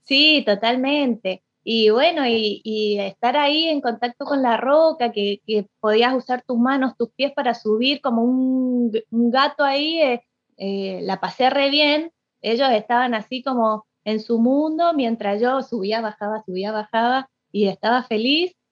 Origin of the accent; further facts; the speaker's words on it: Mendoza, Argentina; yo soy mendocina